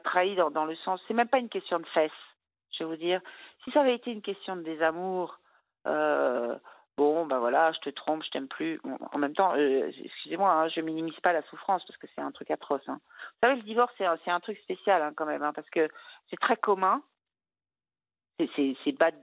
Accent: Brittany, France; je suis bretonne

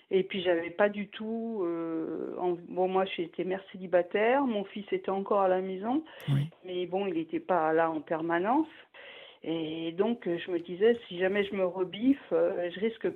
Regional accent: Paris, Île-de-France, France; now in Grenoble, France; je suis parisienne à l'origine

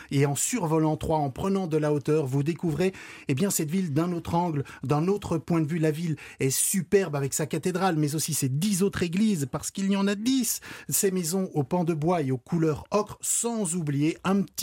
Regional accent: Brussels, Brussels-Capital Region, Belgium; Alors, j'aurais bien voulu, mais moi je viens de Bruxelles.

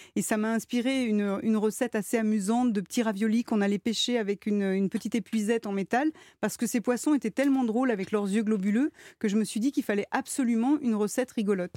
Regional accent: Lyon, Auvergne-Rhône-Alpes, France; je viens de Lyon

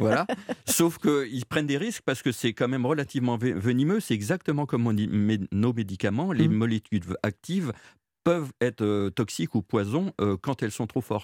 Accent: Jura, Bourgogne-Franche-Comté, France; chez nous, dans le Jura

